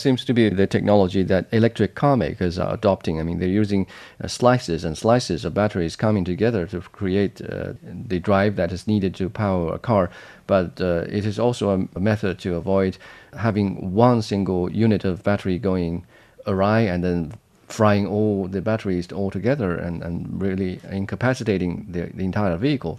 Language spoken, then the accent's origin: English; Jiangxi, China; in Jiangxi province, my hometown